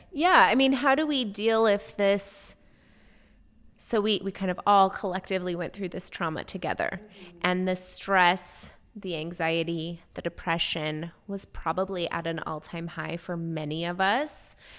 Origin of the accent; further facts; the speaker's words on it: West Coast, United States; moved away; I'm from the West Coast.